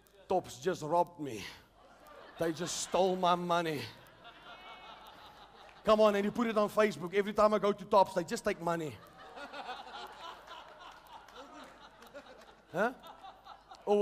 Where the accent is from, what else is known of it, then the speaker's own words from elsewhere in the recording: South Africa; I'm a South African.